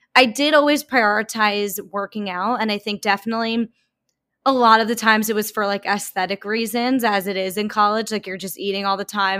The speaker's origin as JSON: {"language": "English", "area": "Long Island", "region": "New York", "country": "United States", "also_born_or_lived": "New Orleans", "moved": "as an adult", "said": "I am from Long Island"}